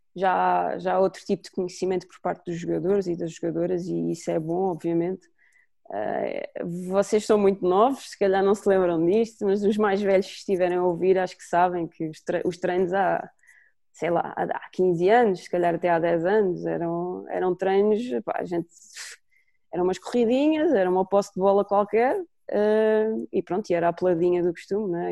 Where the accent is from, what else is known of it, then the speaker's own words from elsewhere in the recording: São Miguel, Azores, Portugal; moved away as an adult; also born or lived in Lisbon; Primeiro em São Miguel, porque eu nasci nos Açores uh, e só vim para Lisboa para a faculdade